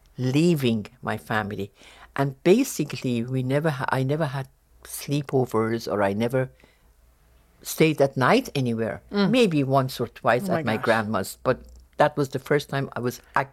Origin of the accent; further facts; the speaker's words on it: Tehran, Tehran Province, Iran; born there; English is a second language; I was born in Tehran. And I had two older brothers.